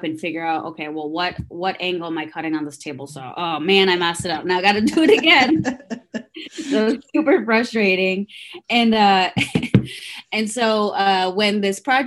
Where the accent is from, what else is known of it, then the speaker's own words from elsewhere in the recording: Traverse City, Michigan, United States; English is a second language; also born or lived in Guatemala / Cincinnati, Ohio; now in Indianapolis, United States; we ended up moving up to Northern Michigan, so Traverse City, Michigan. Grew up there